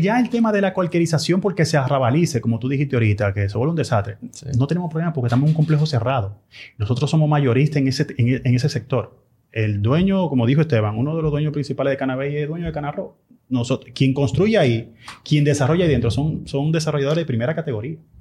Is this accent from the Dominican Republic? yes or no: yes; Dominican Republic; como dominicanos que somos